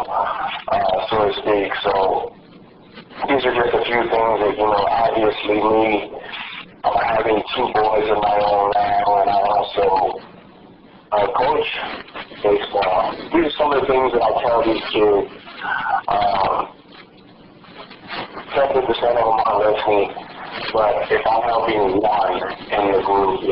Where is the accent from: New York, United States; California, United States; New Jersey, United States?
California, United States; Los Angeles; I was born and raised in Los Angeles